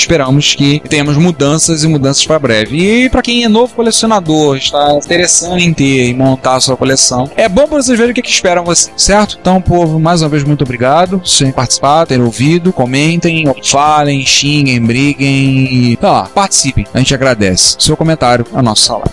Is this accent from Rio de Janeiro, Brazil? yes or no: yes; Rio de Janeiro, Brazil; accent: carioca; nosso sotaque carioca